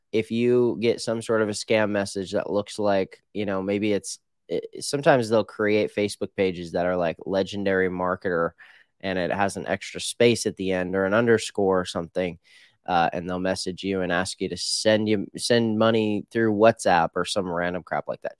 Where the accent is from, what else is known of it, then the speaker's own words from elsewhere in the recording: Midwest, United States; now in Phoenix, United States; I grew up in the Midwest